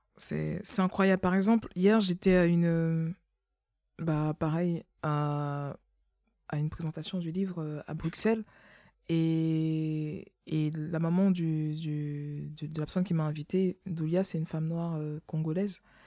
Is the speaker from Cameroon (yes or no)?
yes; Cameroon; moved away; je suis née au Cameroun